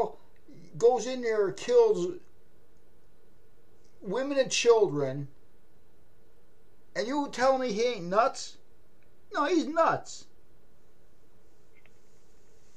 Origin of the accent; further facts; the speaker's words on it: Maine, United States; I'm a hillbilly from Maine.